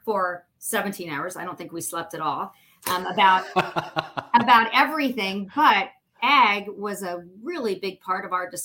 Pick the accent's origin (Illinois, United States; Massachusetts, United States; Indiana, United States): Indiana, United States; Indianapolis; also born or lived in Noblesville, Indiana / Carmel, Indiana; I grew up in Noblesville, Carmel, and Indianapolis.